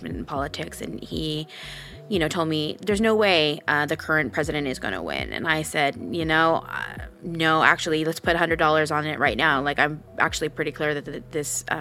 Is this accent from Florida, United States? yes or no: no; California, United States; I became involved civically when I was in high school. For my particular generation here in California, in my high school life cycle